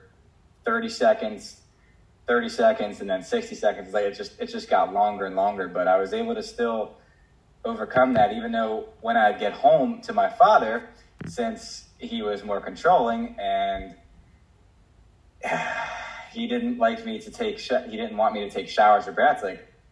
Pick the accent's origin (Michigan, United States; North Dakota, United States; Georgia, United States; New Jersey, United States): New Jersey, United States; moved away; I was actually living in Jersey. I'm from New Jersey